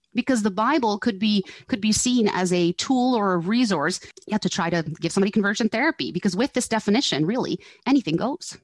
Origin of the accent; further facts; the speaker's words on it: Netherlands; now in Canada; I grew up in Holland